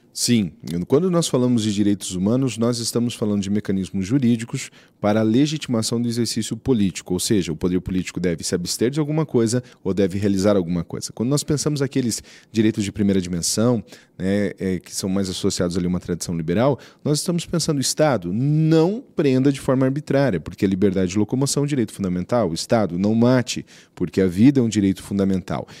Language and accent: Portuguese; Brazil; que nasci brasileiro